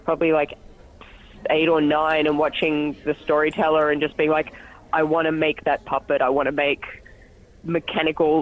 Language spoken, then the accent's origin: English; Sydney, New South Wales, Australia; I'm from Sydney, Australia